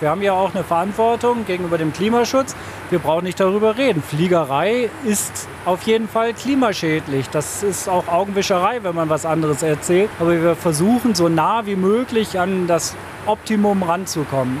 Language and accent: German; Bremen, Germany; ich bin gebürtiger Bremer